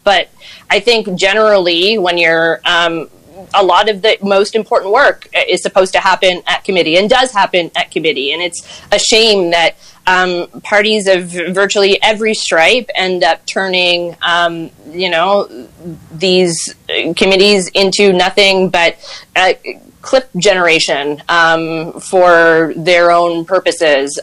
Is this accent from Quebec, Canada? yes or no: yes; Granby, Quebec, Canada; also born or lived in Montreal; I grew up in Granby and went to University of Montreal for law school